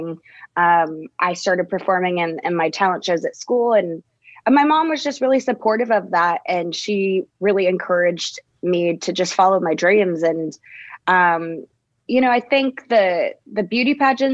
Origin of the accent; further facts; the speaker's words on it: Dallas, Texas, United States; I'm from Dallas, Texas